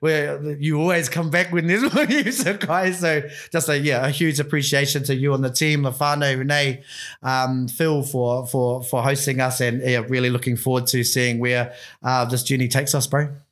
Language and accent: English; Bay of Islands, Te Rāwhiti, Northland, New Zealand; I'm from the Bay of Islands, bro. I'm from up at, um, up, up a little place called Te Rāwhiti.